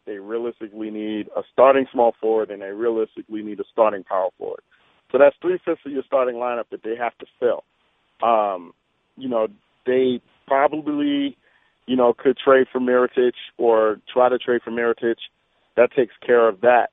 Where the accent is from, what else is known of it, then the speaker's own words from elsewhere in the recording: New York, United States; now in Salt Lake City, United States; I'm from New York